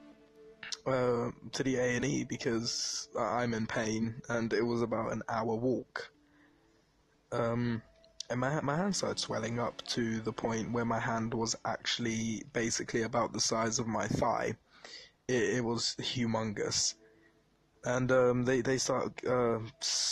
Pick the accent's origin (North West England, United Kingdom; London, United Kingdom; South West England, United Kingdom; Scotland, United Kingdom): London, United Kingdom; I'm from East London, to be exact. I'm from Bow Road.